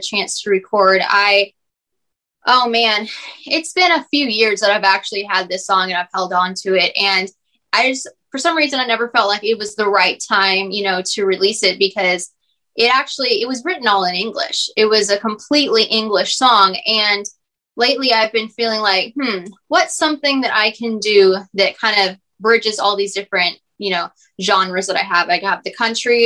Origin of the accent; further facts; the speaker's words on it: Texas, United States; And I'm from Texas. I'm a Texas gal through and through